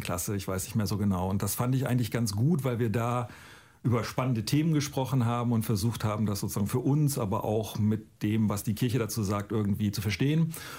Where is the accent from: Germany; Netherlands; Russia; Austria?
Germany; Northern Germany; Ich komme aus Norddeutschland und war da ein normaler Jugendlicher